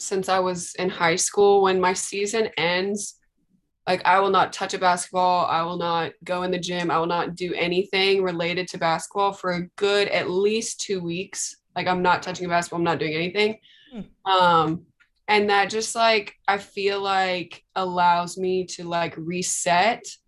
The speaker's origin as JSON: {"language": "English", "town": "Tulsa", "region": "Oklahoma", "country": "United States", "also_born_or_lived": "Norman, Oklahoma", "said": "I'm from Tulsa"}